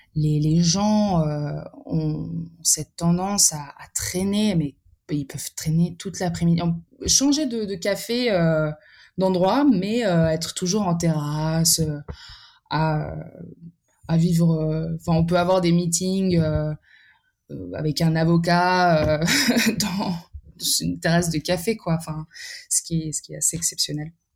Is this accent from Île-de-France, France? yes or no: yes; Paris, Île-de-France, France; also born or lived in Serbia; je suis née en France en 1998 et mes parents sont venus en 91 ou en 92